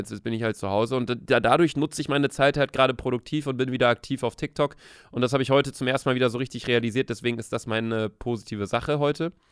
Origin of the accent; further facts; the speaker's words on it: Hamburg, Germany; bei Heats muss ich immer an Kiez denken hier in Hamburg. Ich komme aus Hamburg.